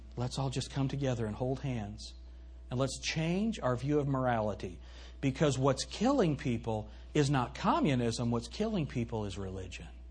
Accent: United States; I'm not reading this as an American

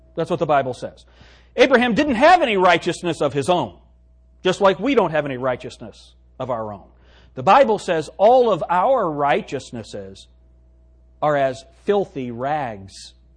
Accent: Pueblo, Colorado, United States; I was born in Pueblo, Colorado

